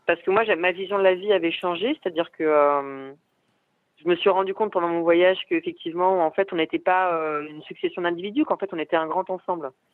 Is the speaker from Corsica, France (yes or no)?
no; Paris, Île-de-France, France; moved away as an adult; now in Lyon, France; j'ai grandi à Paris